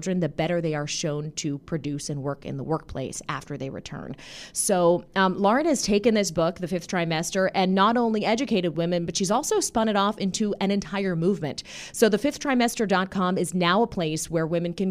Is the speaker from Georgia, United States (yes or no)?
no; Pittsburgh, Pennsylvania, United States; I'm from Robinson Township in the McKees Rocks area. It's like right by the airport. Oh, yeah. I went to Montour